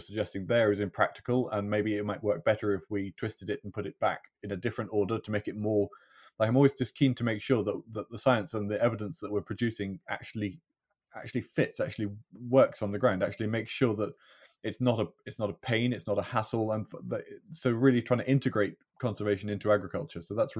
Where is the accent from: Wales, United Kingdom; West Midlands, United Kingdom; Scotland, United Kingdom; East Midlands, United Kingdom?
Scotland, United Kingdom; I was born and brought up in Galloway, right far southwest corner of Scotland.